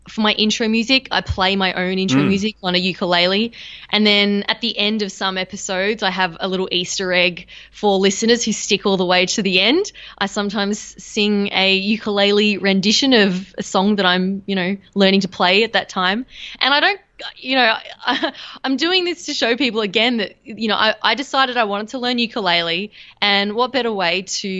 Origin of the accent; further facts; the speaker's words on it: Australia; being Australian